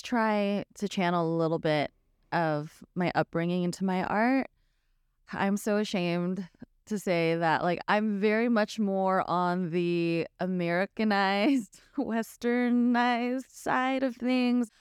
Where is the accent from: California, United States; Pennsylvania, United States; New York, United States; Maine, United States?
California, United States; the Bay Area; moved away as an adult; also born or lived in Los Angeles; growing up Filipino in the Bay